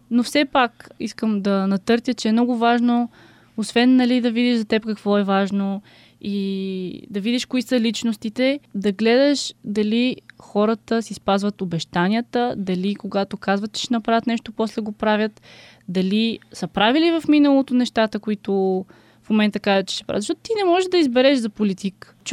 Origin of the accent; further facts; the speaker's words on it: Bulgaria; все пак съм българка, българка от Марс, но никога не съм се сблъскала с българската политическа сцена.